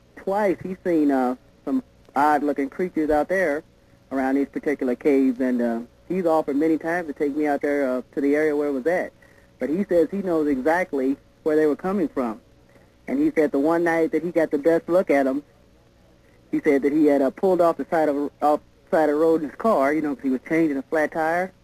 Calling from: St. Louis, Missouri, United States; I'm calling from St. Louis

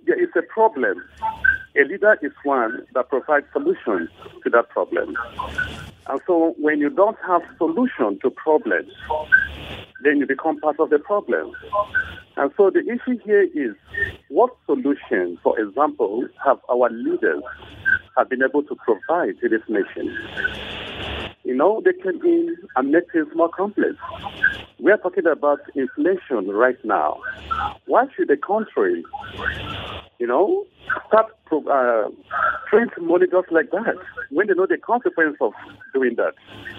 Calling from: Tudumbe, Plateau, Nigeria; I'm calling from Tudumbe.

